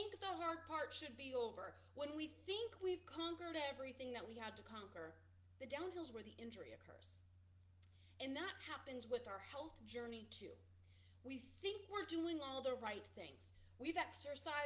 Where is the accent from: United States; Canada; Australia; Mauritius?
United States; Boston, Massachusetts; I'm from Boston